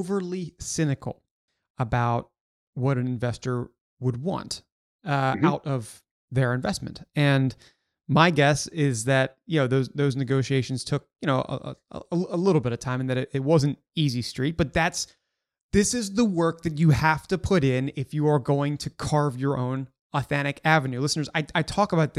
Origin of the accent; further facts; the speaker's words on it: Baltimore, Maryland, United States; I also grew up in the DC, or I grew up in Baltimore.